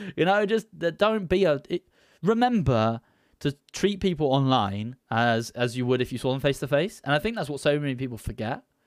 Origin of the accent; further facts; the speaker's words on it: United Kingdom; I'm a British